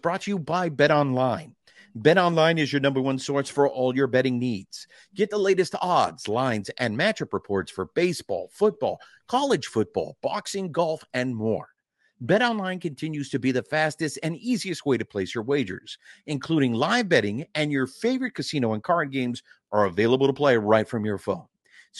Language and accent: English; Yorba Linda, California, United States; I live out in Orange County. I was raised in Orange County.